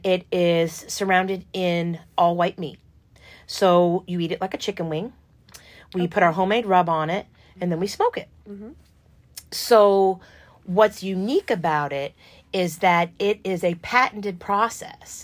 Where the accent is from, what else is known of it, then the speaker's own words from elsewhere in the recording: New York, United States; now in Louisville, United States; I'm from New York